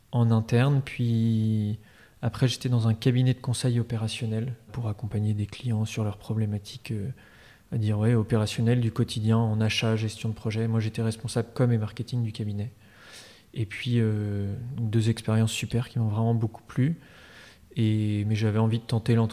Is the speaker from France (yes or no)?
yes; Paris, Île-de-France, France; also born or lived in Normandy; now in Nantes, France; Moi, j'ai grandi euh, à Paris, puis en Normandie.